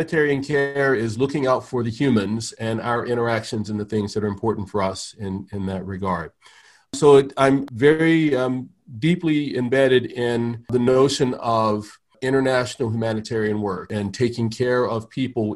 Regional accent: Anne Arundel County, Maryland, United States; also born or lived in Baltimore; I grew up in Anne Arundel County, just outside of Baltimore

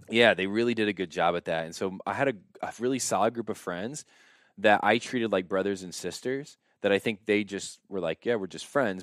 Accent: Warsaw, Indiana, United States; I grew up in Warsaw, Indiana

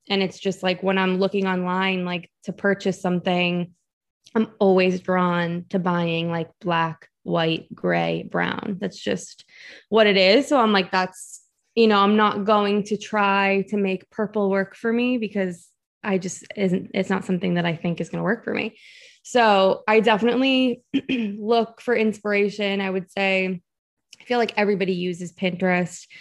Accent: Massachusetts, United States; moved away as an adult; also born or lived in New York City; So I'm from Massachusetts and I went to college in New York City.

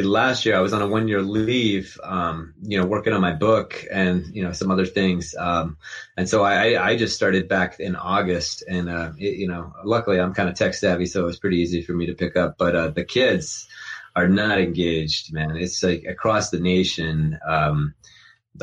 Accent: Morgantown, West Virginia, United States; also born or lived in Atlanta, Georgia; I grew up in Morgantown, West Virginia

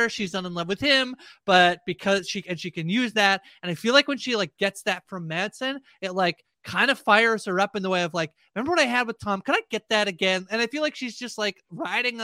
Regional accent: Canada; I'm Canadian

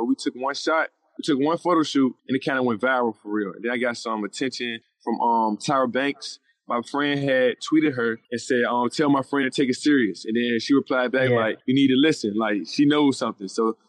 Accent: Richmond, Virginia, United States; also born or lived in Chesterfield, Virginia; I'm 27 years old. I'm from Richmond, Virginia. I'm from the Southside area. I grew up in Chesterfield as well.

